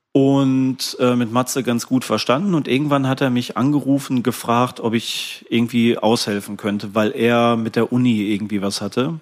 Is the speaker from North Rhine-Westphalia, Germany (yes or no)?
yes; Ruhr area, North Rhine-Westphalia, Germany; moved away; Ich bin ja eigentlich gebürtiger Ruhrgebietler und dann natürlich auch die ersten Konzerte im Ruhrgebiet so gespielt und die ersten Jahre da gewohnt